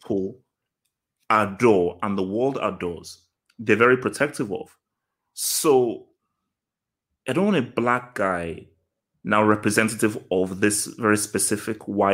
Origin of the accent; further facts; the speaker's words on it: Nigeria; now in England; I was born here, but I grew up in Nigeria.